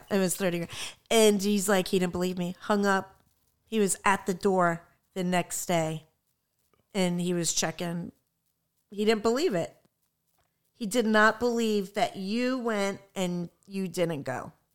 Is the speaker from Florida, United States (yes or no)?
yes; Florida, United States; I'm from Florida